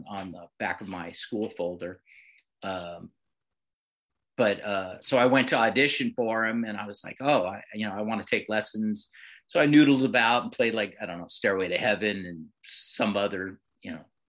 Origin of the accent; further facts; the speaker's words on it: Bay Area, California, United States; growing up in the Bay Area